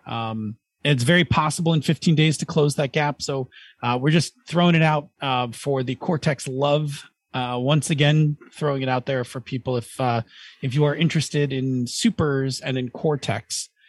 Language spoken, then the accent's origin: English; Buffalo, New York, United States; we're from Buffalo